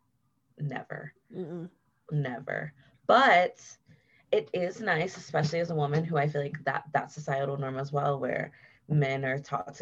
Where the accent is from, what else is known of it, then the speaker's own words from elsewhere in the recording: Columbus, Ohio, United States; moved away as an adult; also born or lived in Cleveland, Ohio; now in Denver, United States; I'm from Ohio. So I lived in Columbus, like most of the beginning of my life. I was born in Cleveland